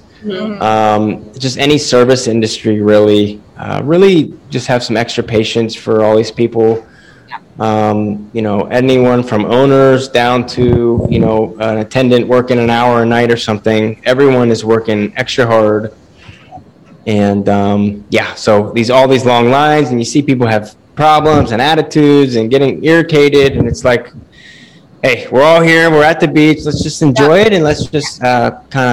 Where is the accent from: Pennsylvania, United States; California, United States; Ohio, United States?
Pennsylvania, United States; also born or lived in Las Vegas; now in Delaware, United States; I grew up in like the mountains in Pennsylvania